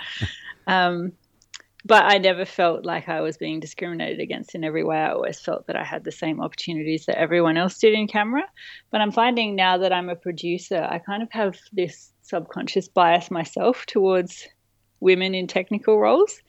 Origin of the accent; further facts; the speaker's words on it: Adelaide, South Australia, Australia; also born or lived in Murray Bridge, Australia / Nagoya, Japan; most of my childhood was in Adelaide, but via a detour